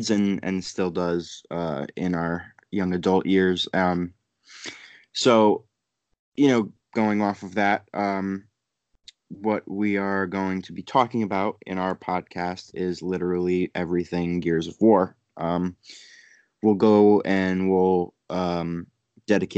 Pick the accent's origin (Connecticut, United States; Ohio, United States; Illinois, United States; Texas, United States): Connecticut, United States; moved away as an adult; also born or lived in New York; Was raised in Connecticut.